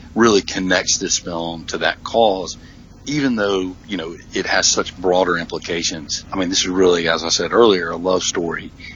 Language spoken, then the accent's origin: English; Mississippi, United States; I'm from Mississippi